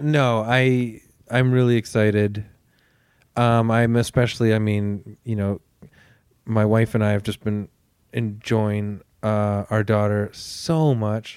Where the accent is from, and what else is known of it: Canada